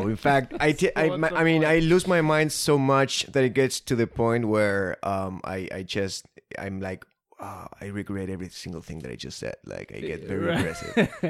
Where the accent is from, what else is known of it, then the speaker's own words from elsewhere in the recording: Argentina; now in United States; I moved from Argentina to the US.